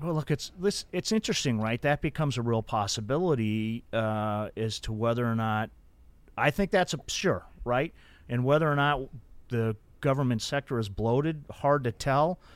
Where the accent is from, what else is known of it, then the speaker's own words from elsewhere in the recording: Denver, Colorado, United States; when I was a kid growing up in Denver